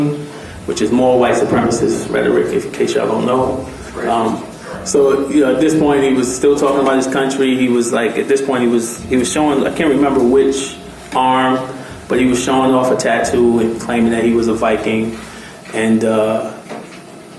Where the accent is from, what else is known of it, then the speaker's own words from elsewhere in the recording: New York City, New York, United States; moved away; I grew up in Brooklyn, New York